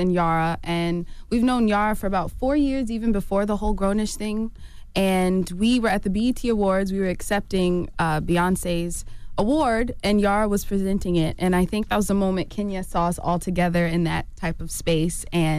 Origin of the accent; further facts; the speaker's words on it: Atlanta, Georgia, United States; Yeah, so we're from Atlanta, Georgia. And mm-hmm. we were singing around town.